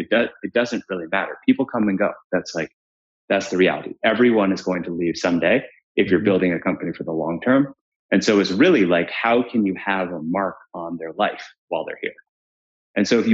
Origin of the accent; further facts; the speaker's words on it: Williamsburg, Massachusetts, United States; also born or lived in Paraguay; we grew up as Paraguayans in Paraguayan / Uruguayan / Colombians in farmland in Western Mass